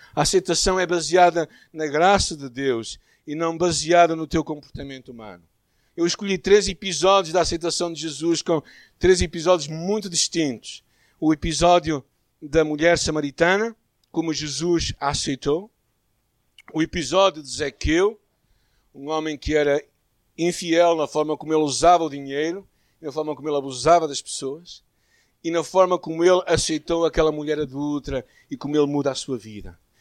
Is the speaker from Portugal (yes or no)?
yes; Porto, Norte, Portugal; a nossa primeira igreja aqui na cidade do Porto, a igreja onde eu cresci